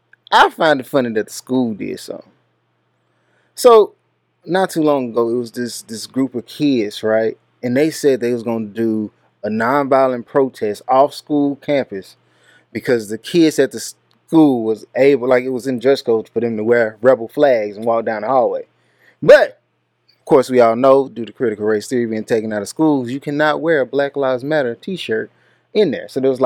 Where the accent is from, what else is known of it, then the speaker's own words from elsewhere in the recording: Texas, United States; I'm from Texas.